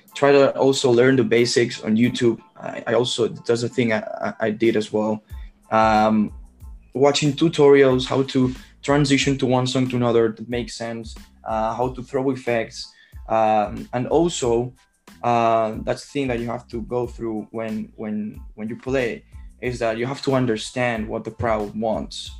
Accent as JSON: {"language": "English", "town": "Barcelona", "region": "Catalonia", "country": "Spain", "said": "I'm from Barcelona, Spain"}